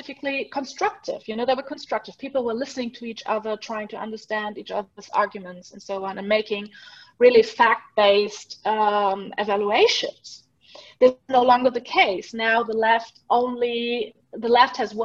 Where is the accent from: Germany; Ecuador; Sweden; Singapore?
Germany; now in Switzerland; When I was little, growing up in Germany